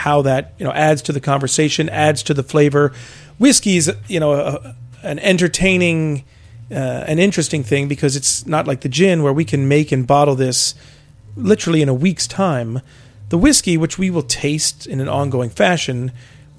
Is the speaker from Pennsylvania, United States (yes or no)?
no; Maryland, United States; now in New York, United States; I'm from Maryland originally, grew up with a wonderful heritage of rye whiskey